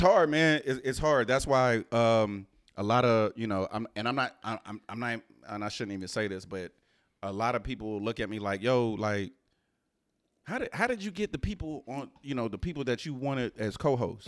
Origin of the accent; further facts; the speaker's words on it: Houston, Texas, United States; I was raised in Houston.